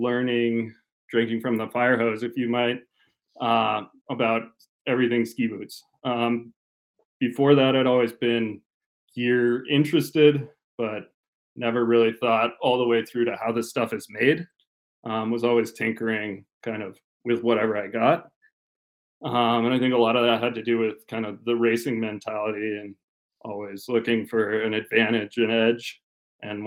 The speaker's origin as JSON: {"language": "English", "town": "Park City", "region": "Utah", "country": "United States", "tie": "born or raised there", "also_born_or_lived": "Williams College, Massachusetts", "moved": "as an adult", "lives_now": "Ried im Innkreis, Austria", "said": "I grew up in Park City, Utah, and started ski racing pretty early on"}